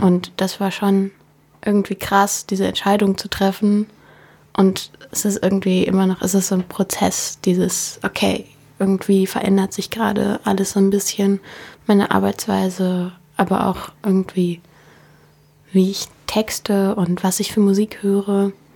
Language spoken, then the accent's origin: German; Berlin, Germany; ich komme aus Berlin. Ich bin in französisch Buchholz aufgewachsen.